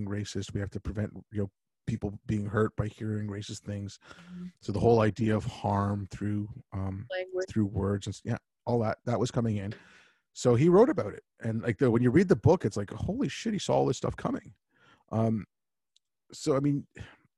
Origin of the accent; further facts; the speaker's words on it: Canada; also born or lived in Montreal; I grew up in this country, like, you know, like, I'm as Canadian